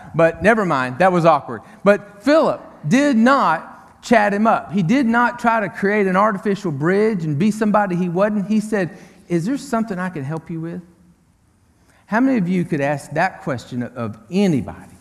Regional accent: Tyler, Texas, United States; Tyler, Texas, my hometown

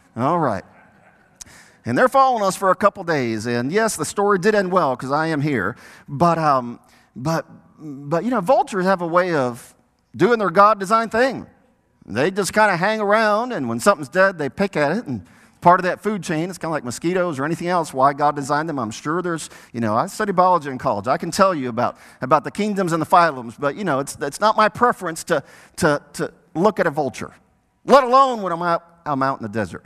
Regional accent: New York City, New York, United States; New York City, born of parents

